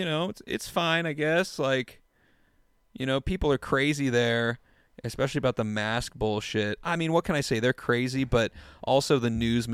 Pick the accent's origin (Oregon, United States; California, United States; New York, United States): Oregon, United States; Portland; I'm from Portland.